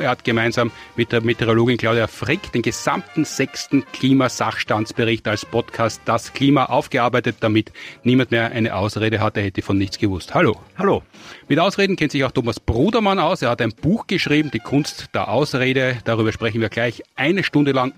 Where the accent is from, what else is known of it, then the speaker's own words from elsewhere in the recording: Austria; bei uns in Österreich